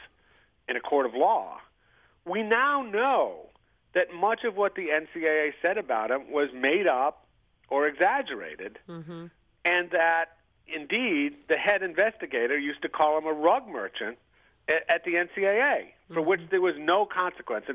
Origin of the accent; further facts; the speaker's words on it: Providence, Rhode Island, United States; I grew up in Providence, Rhode Island